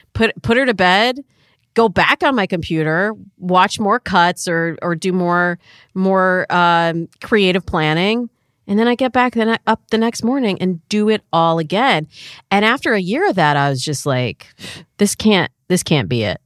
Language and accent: English; Michigan, United States; moved away; I'm from the Midwest, like, I'm from Michigan